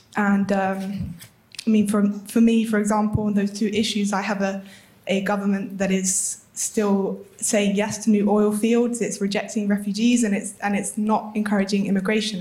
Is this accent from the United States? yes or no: no; United Kingdom; I'm British